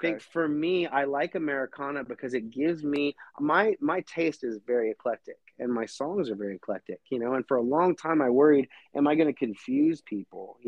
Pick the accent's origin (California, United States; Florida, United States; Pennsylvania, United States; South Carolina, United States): Florida, United States; moved away as an adult; now in Nashville, United States; I grew up in Florida